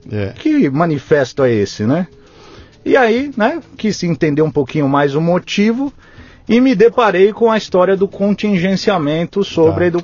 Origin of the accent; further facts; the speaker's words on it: São Paulo, Brazil; born there; nasci em São Paulo, capital, bairro do Itaim Bibi.